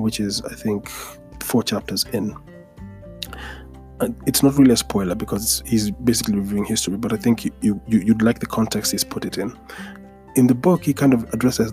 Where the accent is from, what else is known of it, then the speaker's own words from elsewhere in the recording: Nairobi, Kenya; being born and raised in Nairobi